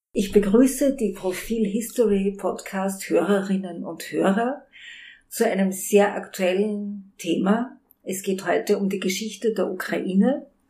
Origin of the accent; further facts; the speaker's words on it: Hamburg, Germany; now in Vienna, Austria; Ich bin Hamburgerin, wie Sie vielleicht hören